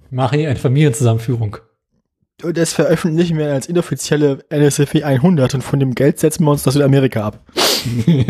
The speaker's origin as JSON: {"language": "German", "region": "Berlin", "country": "Germany", "tie": "born or raised there", "said": "ich bin ja in Berlin aufgewachsen"}